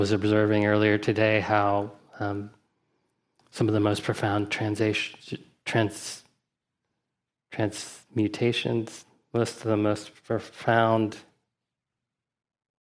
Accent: Huntsville, Alabama, United States; my father was part of a Zen community where I grew up in Huntsville, Alabama

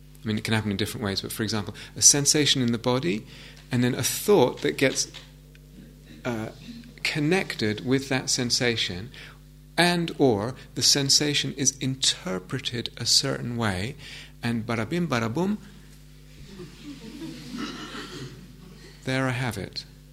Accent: England, United Kingdom; I'm English.

